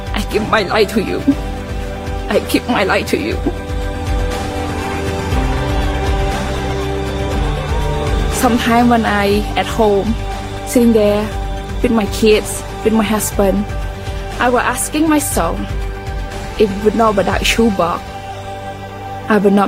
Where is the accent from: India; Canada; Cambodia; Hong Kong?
Cambodia; Battambang; moved away; I am originally from Cambodia